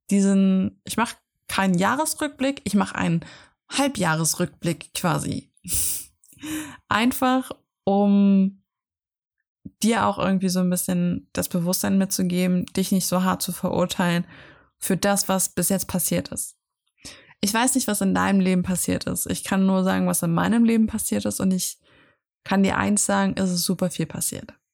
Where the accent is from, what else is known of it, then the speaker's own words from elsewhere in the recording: Austria; Ich bin aus Österreich rausgewachsen. Aus, ja, aus, aus dem Kinderhaus, wo ich aufgewachsen bin.